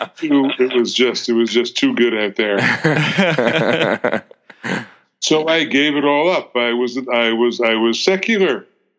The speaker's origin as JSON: {"language": "English", "country": "United States", "said": "I'm an American Jew, third generation in America"}